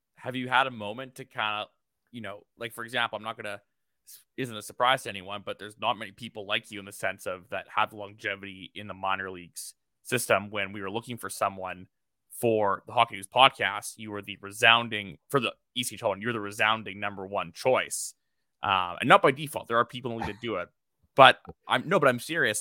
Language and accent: English; Canada; I'm from Canada